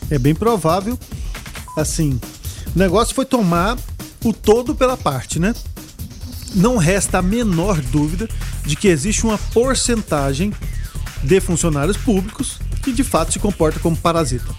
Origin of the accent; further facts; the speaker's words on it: Brazil; Eu sou brasileiro, vou trabalhar aqui, eu sou médico aqui, quero trabalhar aqui e quero fazer o meu país um lugar melhor